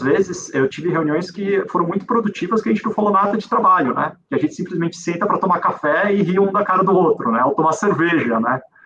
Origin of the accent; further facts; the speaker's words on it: Brazil; como brasileiro